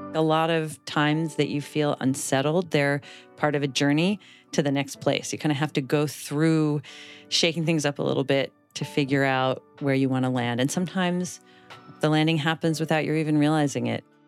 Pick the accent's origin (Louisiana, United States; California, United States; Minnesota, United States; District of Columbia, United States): District of Columbia, United States; Washington; moved away as an adult; now in San Francisco, United States; Washington, D C, which is my hometown